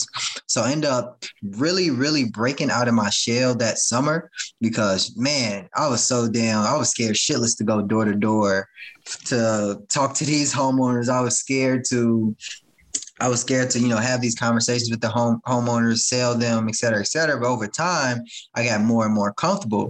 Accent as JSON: {"language": "English", "town": "Chicago", "region": "Illinois", "country": "United States", "tie": "born or raised there", "said": "I grew up in the South suburbs of Chicago"}